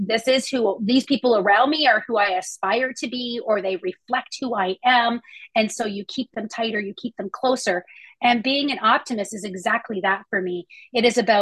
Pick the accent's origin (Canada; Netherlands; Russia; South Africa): Canada; I'm a Canadian here